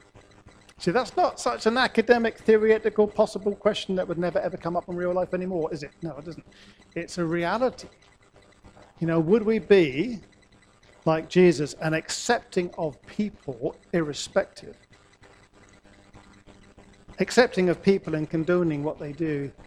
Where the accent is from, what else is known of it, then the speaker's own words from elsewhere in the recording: Norwich, East of England, United Kingdom; I grew up in Norwich in the 60s and the 70s